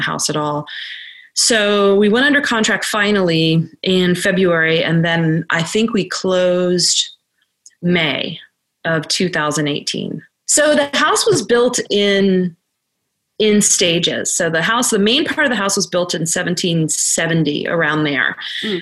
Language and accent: English; Arlington, Virginia, United States; I grew up in Arlington, Virginia, which is about an hour from here